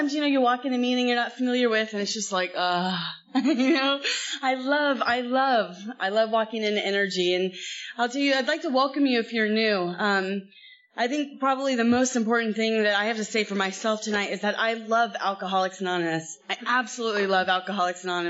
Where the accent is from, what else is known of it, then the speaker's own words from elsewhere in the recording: Los Angeles, California, United States; I'm from L.A. I was born in Los Angeles